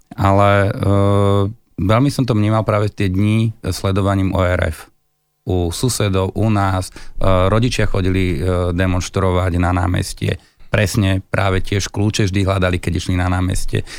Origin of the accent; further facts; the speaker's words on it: Bratislava, Bratislava Region, Slovakia; som Bratislavčan